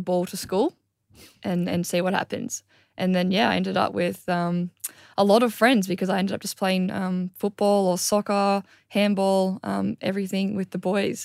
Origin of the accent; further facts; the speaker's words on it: Gold Coast, Queensland, Australia; also born or lived in Victoria; Yeah, I grew up on the Gold Coast. I was born in Victoria, actually, but, um, my family moved here when I was two.